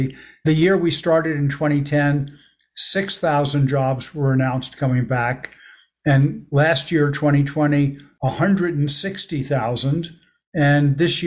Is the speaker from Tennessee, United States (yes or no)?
no; Elizabeth, New Jersey, United States; I grew up in Elizabeth, New Jersey, which is right across the river from New York